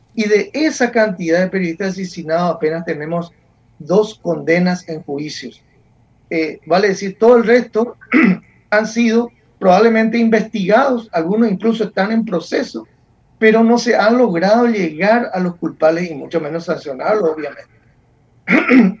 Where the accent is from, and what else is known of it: Paraguay